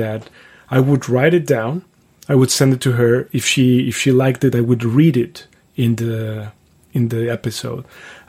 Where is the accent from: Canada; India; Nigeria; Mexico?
Mexico; Mexico City; English is a second language; It was fun. Like, I was born in 78. You know how old I am now. But so I was born in 78. So I would say my childhood happened in the 80s. So the 80s... Mexico City was not the Mexico City that we have now.